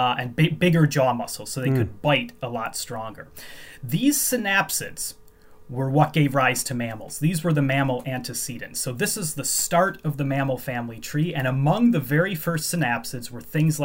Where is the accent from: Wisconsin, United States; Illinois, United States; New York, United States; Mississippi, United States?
Illinois, United States; Chicago; moved away as an adult; now in Edinburgh, United Kingdom; I grew up in the Chicago area.